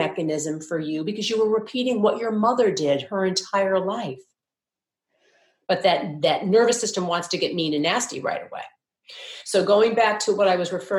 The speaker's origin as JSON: {"language": "English", "region": "Midwest", "country": "United States", "tie": "born or raised there", "also_born_or_lived": "New York", "moved": "yes", "said": "when we were little girls growing up in the Midwest"}